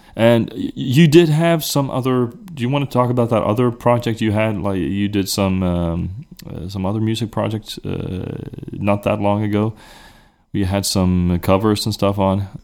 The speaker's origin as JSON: {"language": "English", "country": "Sweden", "accent": "regional accent", "second_language": "English", "said": "I was Swedish"}